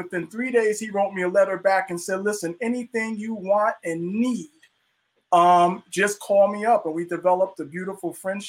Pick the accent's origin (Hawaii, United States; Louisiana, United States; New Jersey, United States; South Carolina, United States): New Jersey, United States; Passaic; also born or lived in Morristown, New Jersey; I'm originally from Passaic, New Jersey, which is close to Newark, right, Karen's area.